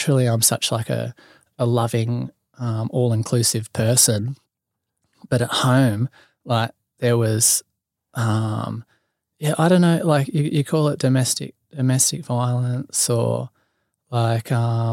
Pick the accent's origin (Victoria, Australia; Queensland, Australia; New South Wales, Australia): New South Wales, Australia; Copacabana; also born or lived in Singleton, New South Wales / Terrigal, New South Wales; Central Coast, yep. Copacabana, 2251's the postcode